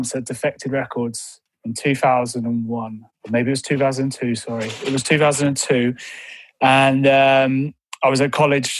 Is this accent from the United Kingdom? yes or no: yes; Brighton, South East England, United Kingdom; moved away as an adult; also born or lived in London; now in Mid Wales, United Kingdom; I'm originally from Brighton, and I moved up to London to work in the industry